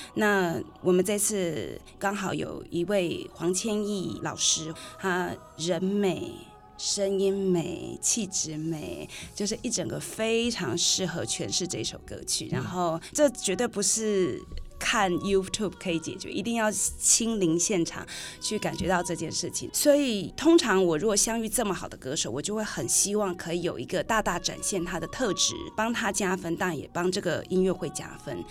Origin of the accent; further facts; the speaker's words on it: Hsinchu, Taiwan; accent: Hakka accent (Hailu); 我是新竹的客家人， 而且我是海陆腔的